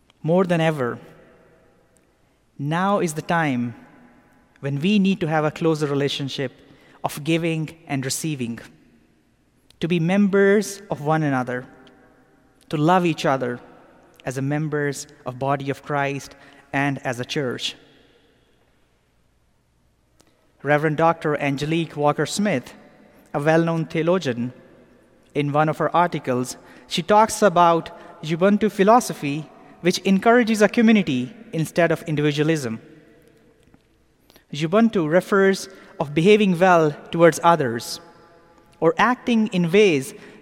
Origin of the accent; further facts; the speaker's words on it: Pakistan; now in Atlanta, United States; Growing up in Pakistan